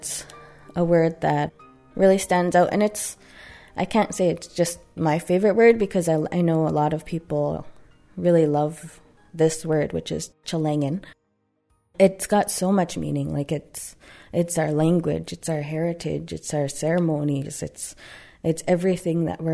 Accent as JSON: {"language": "English", "area": "Tsartlip First Nation, Saanich", "region": "British Columbia", "country": "Canada", "tie": "born or raised there", "said": "I am from Sartlip First Nation, located in Saanich"}